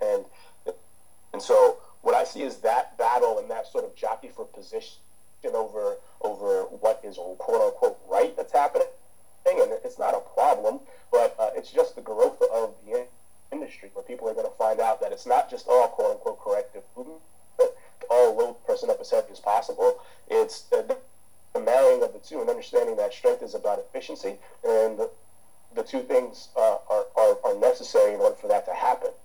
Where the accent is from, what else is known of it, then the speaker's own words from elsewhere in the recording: United States; also born or lived in Jamaica; I grew up as an American, right? So so the thing is, I grew up in a culture where you can make a profession out of sports